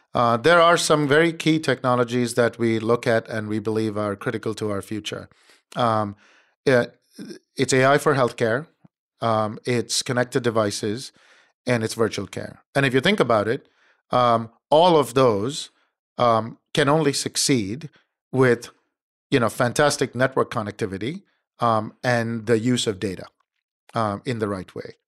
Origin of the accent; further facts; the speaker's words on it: India; moved away as an adult; also born or lived in Cambridge, Massachusetts; now in United States; I was born and raised in India